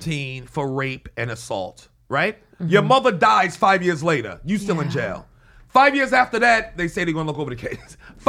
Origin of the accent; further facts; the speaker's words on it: New York City, New York, United States; growing up in New York City